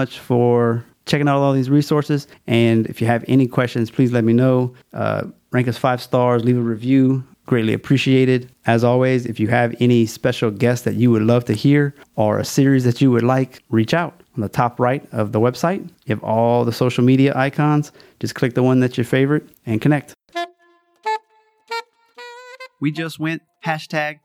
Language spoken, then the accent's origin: English; Louisiana, United States; It's my home state